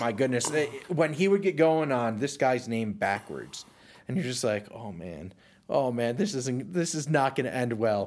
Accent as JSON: {"language": "English", "town": "Rochester", "region": "New York", "country": "United States", "tie": "born or raised there", "also_born_or_lived": "Chicago", "moved": "as an adult", "said": "I grew up outside of Rochester"}